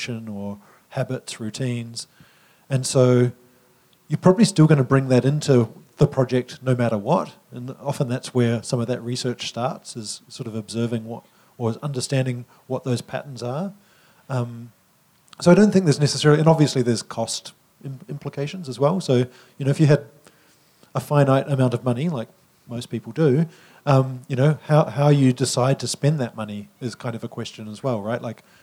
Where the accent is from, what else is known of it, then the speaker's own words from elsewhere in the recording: New Zealand; as a New Zealander